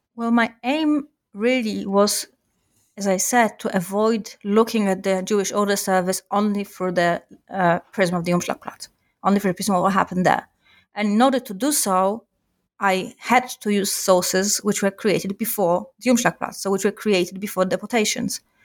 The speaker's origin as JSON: {"language": "English", "town": "Warsaw", "region": "Masovian Voivodeship", "country": "Poland", "tie": "born or raised there", "said": "I grew up in Warsaw"}